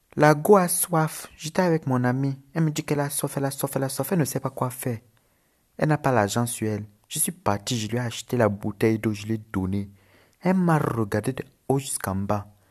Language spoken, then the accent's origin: French; Cameroon; accent: Cameroonian; also born or lived in Lebanon; J'habite en Afrique au Cameroun, c'est pour ça que j'ai l'accent. Mais je suis libanais.